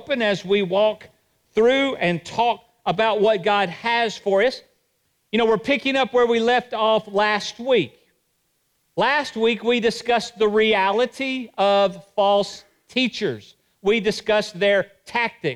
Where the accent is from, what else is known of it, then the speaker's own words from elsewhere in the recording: Johnson City, Tennessee, United States; I was raised in Johnson City